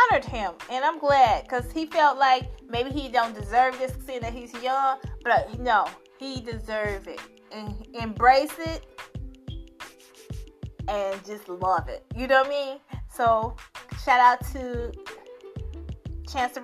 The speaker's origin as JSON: {"language": "English", "town": "Chicago", "region": "Illinois", "country": "United States", "said": "I'm from the South Side"}